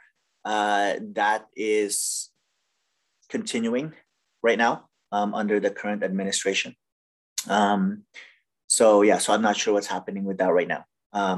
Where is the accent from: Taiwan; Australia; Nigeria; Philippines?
Philippines; now in Anchorage, United States; I am an immigrant from the Philippines.